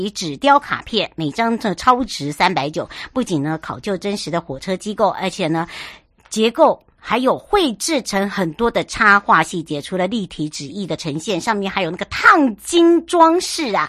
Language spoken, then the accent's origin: Chinese; Yuli, Hualien County, Taiwan; 从呃我的家乡玉里一直要到台东，